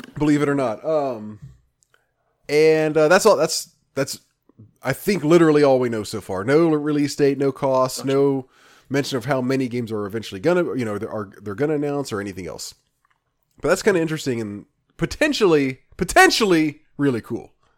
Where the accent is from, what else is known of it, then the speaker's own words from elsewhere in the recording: Memphis, Tennessee, United States; moved away; I grew up in Memphis, but I never, ever went to Graceland